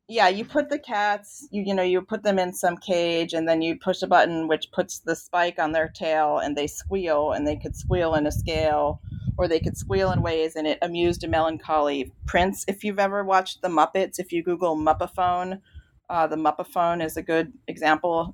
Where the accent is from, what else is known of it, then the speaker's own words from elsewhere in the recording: Virginia, United States; I grew up in Virginia